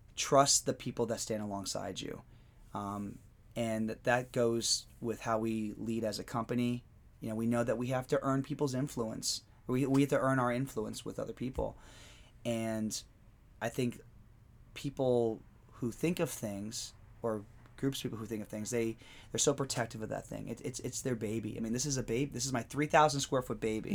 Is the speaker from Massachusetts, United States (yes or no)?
no; Pennsylvania, United States; moved away; my hometown in Pennsylvania